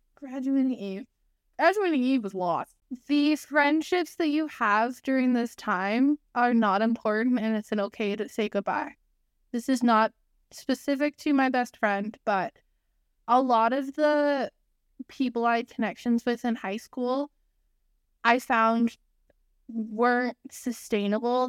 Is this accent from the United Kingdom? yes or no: yes; United Kingdom; You can tell that we're British